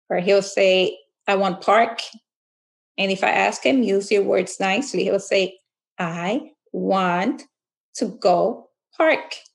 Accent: Fair Lawn, New Jersey, United States; Uh, I'm from Fair Lawn, New Jersey. I'm the mother of three children

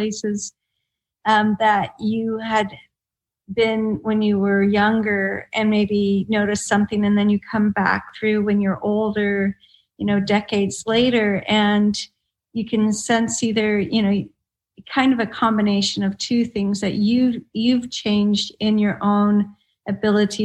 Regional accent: Colorado, United States; moved away as an adult; also born or lived in Perth, Australia / Norway; now in Oslo, Norway; Colorado specifically where I'm from

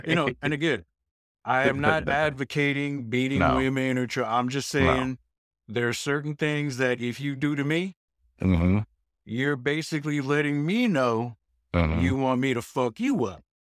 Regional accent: New York, United States; Born and raised in New York

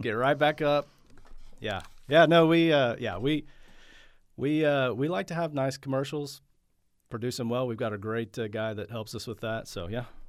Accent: Oklahoma City, Oklahoma, United States; I went to Putnam City High School.

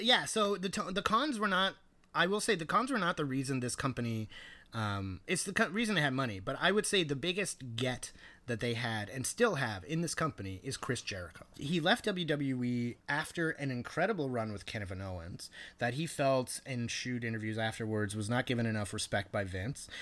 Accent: Canada; as a Canadian

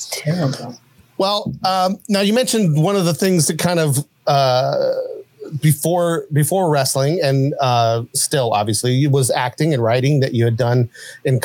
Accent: Huntington, West Virginia, United States; where I grew up in Huntington, West Virginia

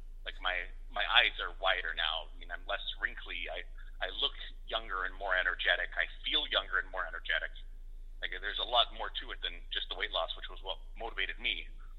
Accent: Winnipeg, Manitoba, Canada; born there; also born or lived in Western Canada; now in Edmonton, Canada; Well, I was born in Winnipeg. I've lived all over Western Canada. I'm in Edmonton now.

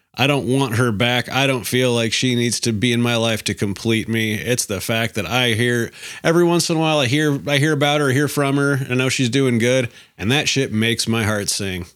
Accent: Alaska, United States; moved away; I'm from Alaska.

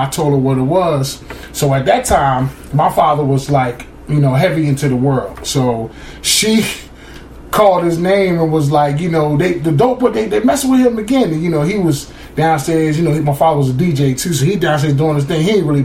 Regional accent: Camden, New Jersey, United States; we live, we're from Camden, New Jersey.

